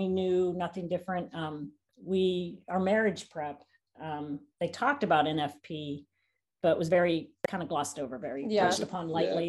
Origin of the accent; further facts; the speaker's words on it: Wheeling, West Virginia, United States; moved away as an adult; also born or lived in Ohio; Pretty much everyone we knew was Catholic. We grew up in Wheeling, West Virginia, close to Pittsburgh, close to Columbus, the Northeast, where everyone's predominantly Catholic.